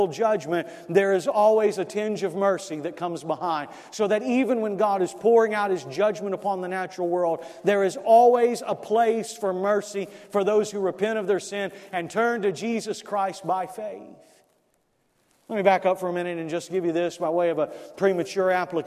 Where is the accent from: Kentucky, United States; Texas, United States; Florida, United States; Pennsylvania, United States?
Florida, United States; South; I grew up in South Florida, and I used to do pest control